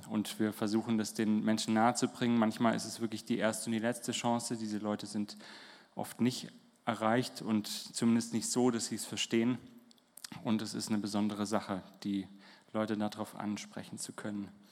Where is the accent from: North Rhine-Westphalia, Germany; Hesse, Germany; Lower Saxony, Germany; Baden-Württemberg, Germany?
Baden-Württemberg, Germany; Holzelfingen; moved away as an adult; wir kommen hier aus Holzelfingen, da spricht man auch Slang vom Land